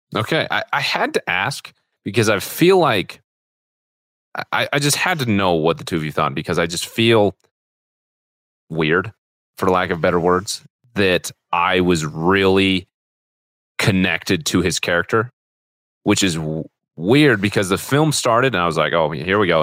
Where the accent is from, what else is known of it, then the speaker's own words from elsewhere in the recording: Utah, United States; growing up in Utah